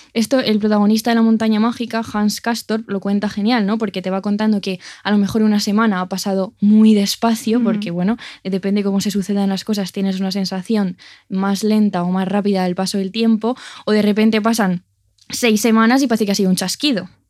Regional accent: Castile and León, Spain; en mi pueblo de Ávila

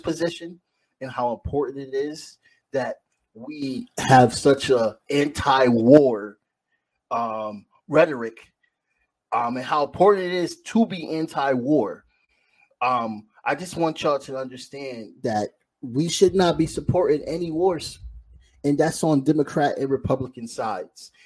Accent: United States; as an American

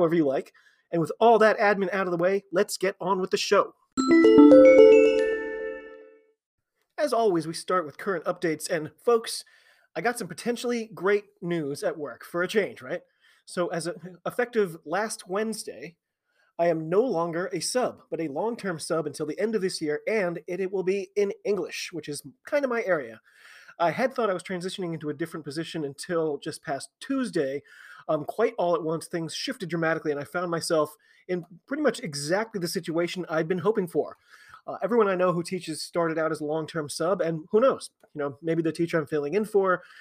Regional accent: United States; I'm an American rugby fan

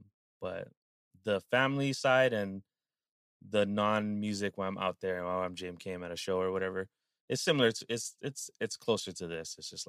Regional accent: Hawaii, United States; I'm from Hawaii. … It's my thing.

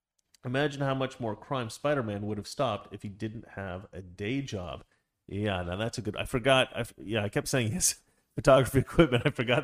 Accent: Scotland, United Kingdom; All the Jews out there, I'm Scottish. We're worse.

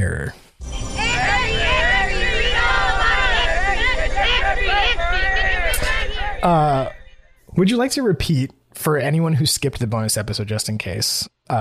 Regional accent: New York, United States; I'm from New York

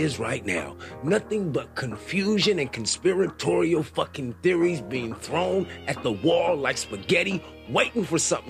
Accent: United States; as a American born and raised in this motherfucking country

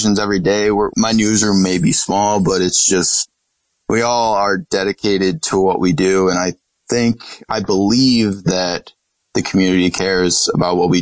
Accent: Corning, New York, United States; When I was growing up in Corning

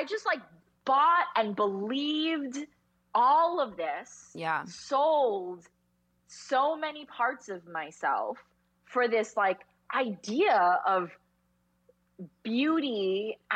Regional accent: New Jersey, United States; also born or lived in California; I grew up in New Jersey, North Jersey

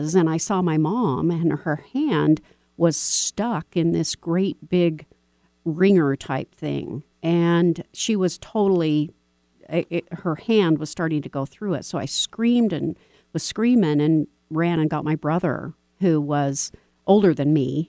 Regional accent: Texas, United States; I was born in Texas

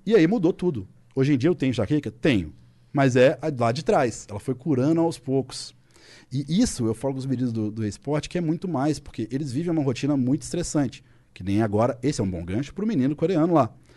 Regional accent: Belo Horizonte, Minas Gerais, Brazil; Tem a U F M G, que é em B H, minha cidade natal, meus pais, meus amigos

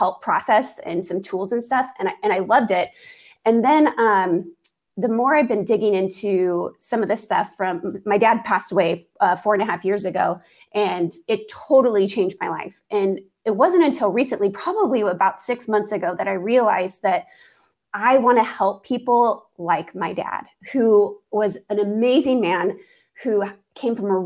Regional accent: Maple Valley, Washington, United States; I was born and raised just south of Seattle in a very small town. Well, it's not so small now, but it's Maple Valley, Washington

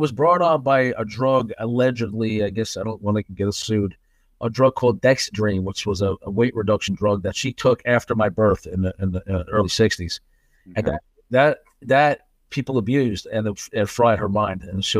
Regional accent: New York City, New York, United States; I was born in Brooklyn, New York and middle-class family, two sisters, two older sisters, mother, father.

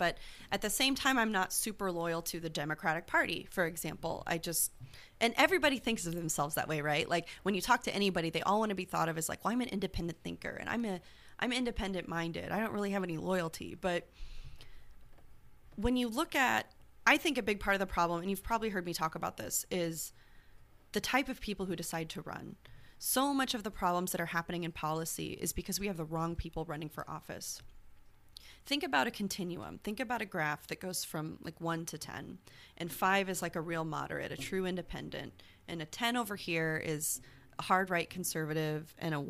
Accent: Nebraska, United States; I'm just Republican. I'm from Nebraska.

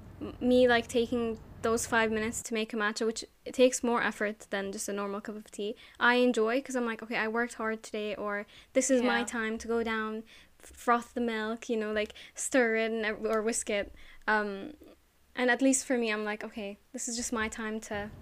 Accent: Jordan; also born or lived in Abu Dhabi; Cause even like me growing up in Jordan and Abu Dhabi, tea is like a big part of just like socializing.

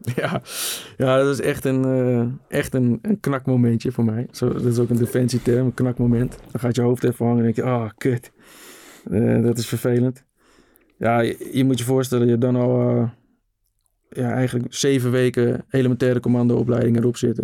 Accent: Netherlands; op het pleintje waar ik opgroeide in de rivierenbuurt

